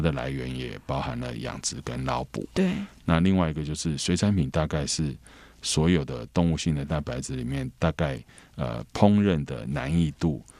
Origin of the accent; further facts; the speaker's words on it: Taiwan; 我小时候是在眷村成长